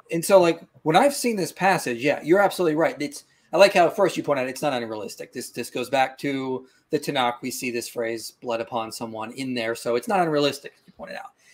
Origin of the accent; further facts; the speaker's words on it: Pittsburgh, Pennsylvania, United States; I'm from Pittsburgh